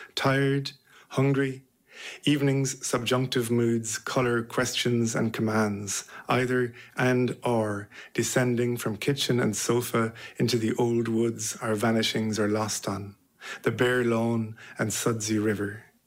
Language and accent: English; Listowel, Munster, Ireland; moved away as an adult; also born or lived in London; now in Manchester, United Kingdom; I'm from Listowel in North Kerry and I live in Manchester and I've lived there for nearly 20 years.